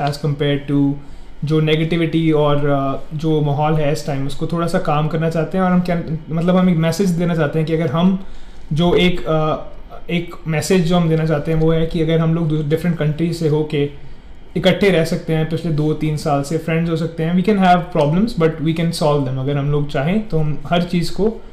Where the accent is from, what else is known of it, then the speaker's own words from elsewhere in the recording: Jalandhar, Punjab, India; moved away as an adult; now in Canada; मैं हूँ जलंधर पंजाब इंडिया से